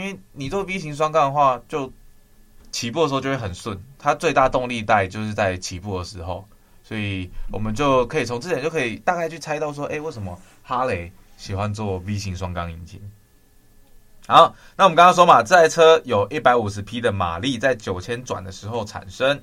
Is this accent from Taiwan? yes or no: yes; southern Taiwan, Taiwan; moved away; 我是南部人，我那时候回南部